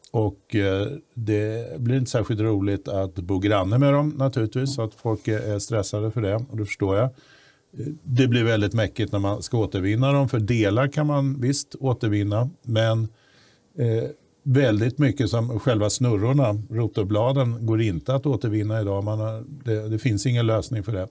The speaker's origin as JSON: {"language": "Swedish", "town": "Stockholm", "region": "Stockholm County", "country": "Sweden", "tie": "born or raised there", "said": "i Bromma där jag växte upp"}